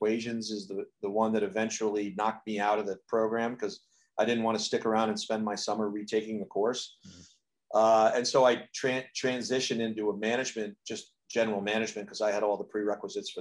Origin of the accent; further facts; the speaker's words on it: New Canaan, Connecticut, United States; I grew up in a small town in southern Connecticut in Fairfield County, which is considered to be like a bedroom community of New York City, meaning that we have direct train service from my town to Grand Central. And that town is called New Canaan, Connecticut